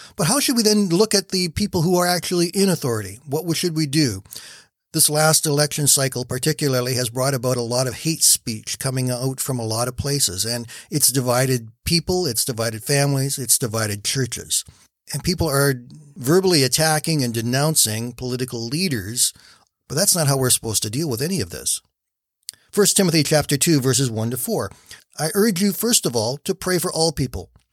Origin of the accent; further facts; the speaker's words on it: Canada; I am a Canadian